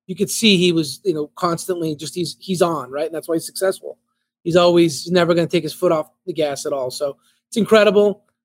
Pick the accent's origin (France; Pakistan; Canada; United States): Canada; You know, like it's just growing up in Canada and so on.